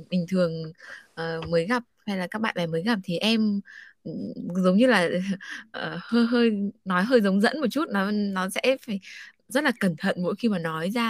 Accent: Thanh Hóa, Vietnam; Quá quê vì là đấy vì là quê em Thanh Hóa mà. Ở Thanh Hóa thì thật sự là ừ. cái giọng nó có những cái

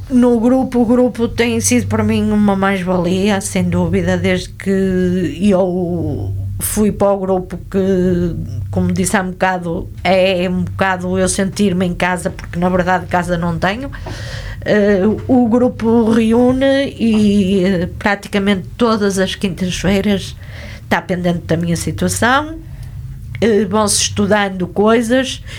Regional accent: Vila Nova de Gaia, Norte, Portugal; also born or lived in Porto; nasci no Porto, mas fui em braços para Gaia.

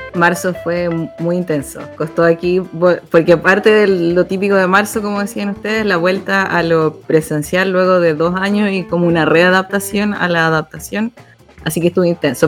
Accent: Santiago, Santiago Metropolitan Region, Chile; now in Atacama Region, Chile; soy oriunda de Santiago y de Peñalolén

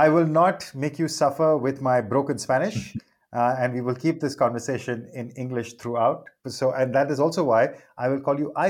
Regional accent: India; I'm Indian

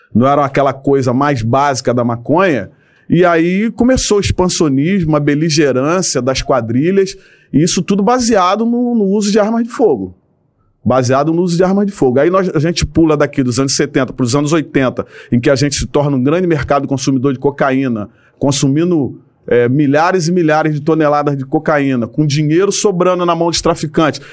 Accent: Rio de Janeiro, Brazil; eu nasci e me criei numa comunidade do Rio de Janeiro, né? É, aqui em Manguinhos

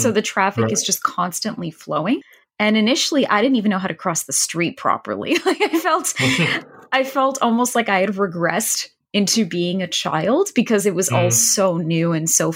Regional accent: Toronto, Ontario, Canada; moved away as an adult; also born or lived in Vietnam / China / Germany; I'm originally from Toronto. I spent pretty much most of my life in and around the city

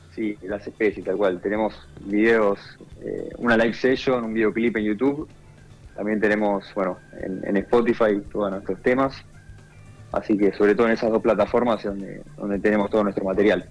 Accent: Buenos Aires, Argentina; somos los de Buenos Aires

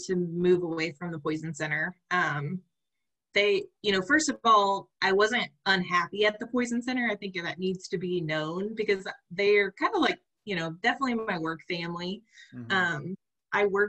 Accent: Oklahoma, United States; I'm from Oklahoma

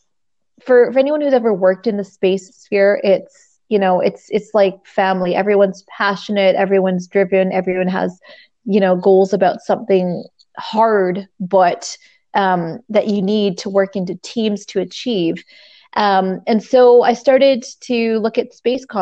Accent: Canada; I'm Canadian.

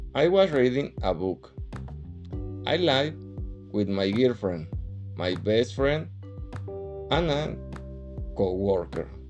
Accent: Querétaro, Mexico; English is a second language; I am 40 years old and I'm from Querétaro City.

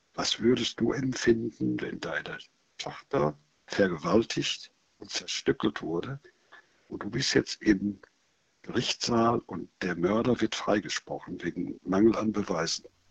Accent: Germany; wir sind Deutsche.

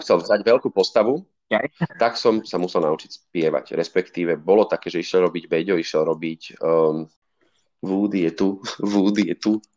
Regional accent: Bratislava, Bratislava Region, Slovakia; aj keď som z Bratislavy, tak som vlastne do 14 bol každý víkend na chalupe

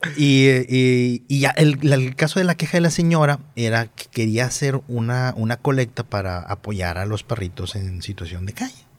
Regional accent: Monterrey, Nuevo León, Mexico; accent: regio; mi acento regio

